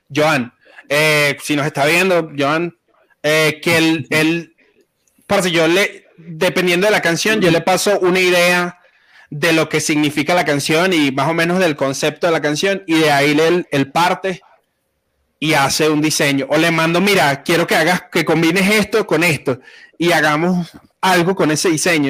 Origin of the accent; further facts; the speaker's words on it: Venezuela; now in Medellín, Colombia; Yo soy venezolano